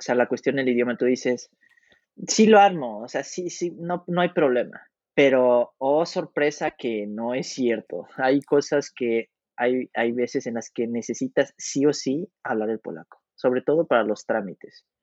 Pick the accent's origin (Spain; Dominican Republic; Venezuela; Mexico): Mexico; moved away as an adult; now in Poland; nosotros como mexicanos lo llevamos en la sangre